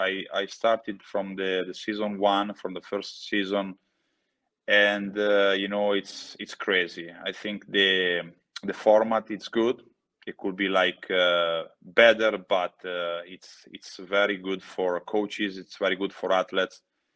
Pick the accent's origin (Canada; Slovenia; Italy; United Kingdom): Italy; And at home, it doesn't mean like in my childhood house or in my hometown, but home it means Italy.